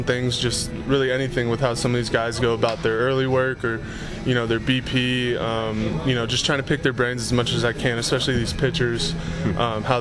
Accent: San Mateo, California, United States; moved away as an adult; now in Las Vegas, United States; Growing up in San Mateo, I was kind of, you know, right smack in the middle of it

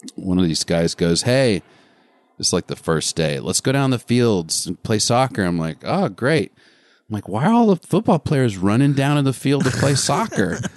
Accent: Arkansas, United States; also born or lived in Hollywood; now in Los Angeles, United States; I still am connected to my home state

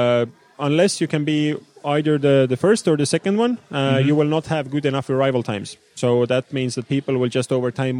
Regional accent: Tallinn, Harju County, Estonia; I'm from Tallinn

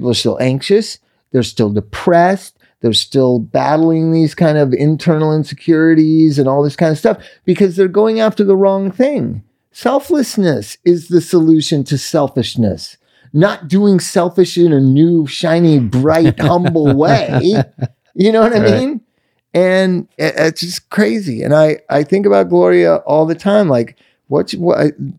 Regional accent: Inglewood, California, United States; also born or lived in Palm Springs, California; I grew up in Inglewood, right by the Forum, and in Palm Springs

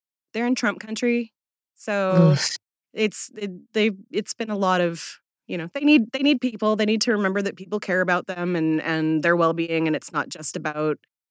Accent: Seattle, Washington, United States; moved away; born and raised in Seattle

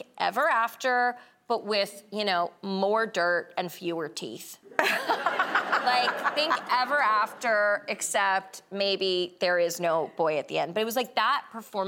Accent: New York City, New York, United States; I'm from Brooklyn

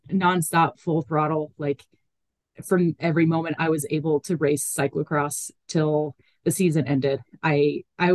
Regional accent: United States; I'm super American.

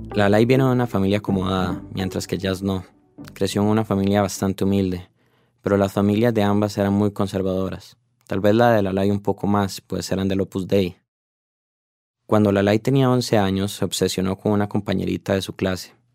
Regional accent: Costa Rica; como tico que soy

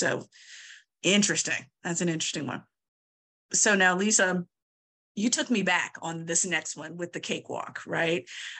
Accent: Virginia, United States; I am originally from Southern Virginia, and my mother talks about it quite a bit, where there was a movie theater, small movie theater in my hometown

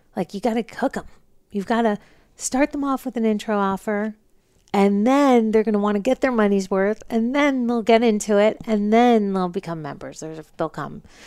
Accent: New Jersey, United States; moved away as an adult; also born or lived in Manhattan, New York; now in Los Angeles, United States; I was born in Manhattan, grew up in New Jersey

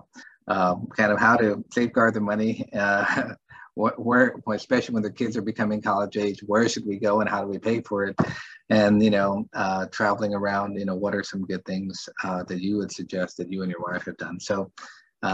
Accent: San Antonio, Texas, United States; moved away as an adult; also born or lived in Philadelphia / New York; I'm originally from San Antonio

